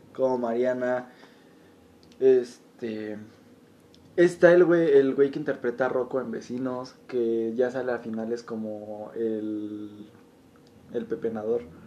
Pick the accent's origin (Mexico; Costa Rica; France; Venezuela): Mexico; como mexicano y estando muy adentro de la cultura